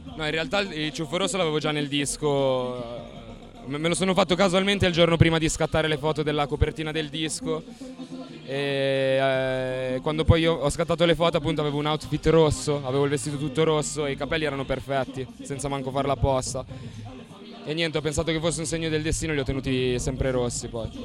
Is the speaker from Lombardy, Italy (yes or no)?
yes; Sesto San Giovanni, Lombardy, Italy; il 7 dicembre del 1992 a Sesto San Giovanni, che è una zona in periferia di Milano